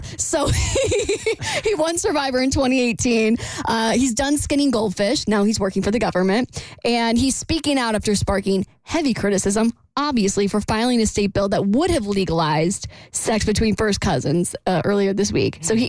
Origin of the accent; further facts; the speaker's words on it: Florida, United States; I'm from Florida.